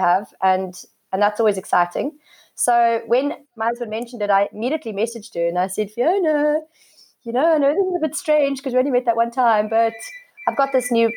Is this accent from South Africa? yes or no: yes; Cape Town, Western Cape, South Africa; now in Somerset West, South Africa; I'm born and bred in Cape Town. I've been living in Somerset West for the last 7 years